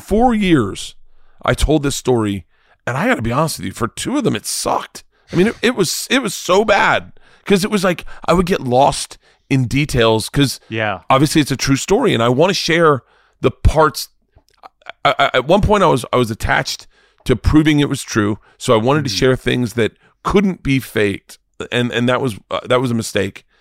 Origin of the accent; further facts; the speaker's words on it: Florida, United States; I'm from Florida.